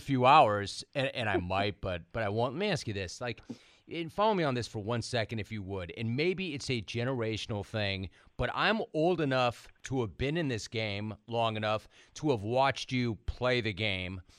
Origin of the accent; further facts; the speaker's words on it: Los Angeles, California, United States; I, I grew up in Los Angeles